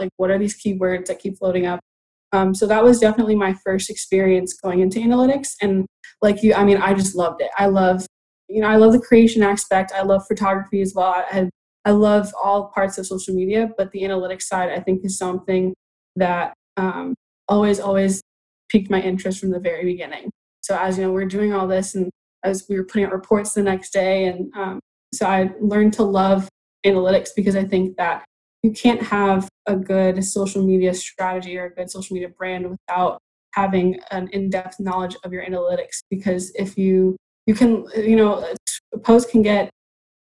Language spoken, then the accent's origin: English; Texas, United States; I'm from Texas, so we were a Cowboys fan through and through